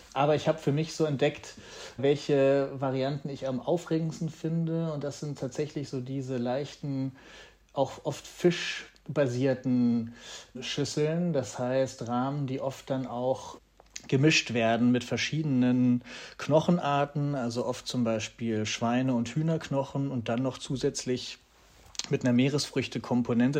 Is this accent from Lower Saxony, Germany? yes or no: yes; Hanover, Lower Saxony, Germany; now in Berlin, Germany; in meiner Heimatstadt Hannover